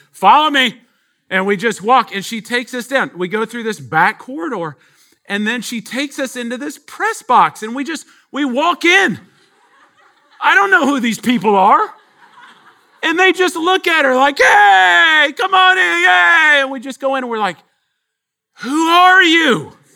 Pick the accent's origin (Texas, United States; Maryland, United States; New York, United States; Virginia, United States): Texas, United States; we're from Texas. Um, we're out of town here, first time